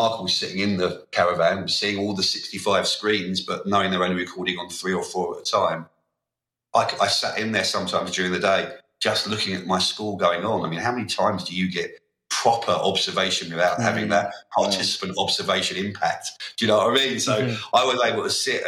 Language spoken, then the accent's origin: English; London, United Kingdom; I come from South London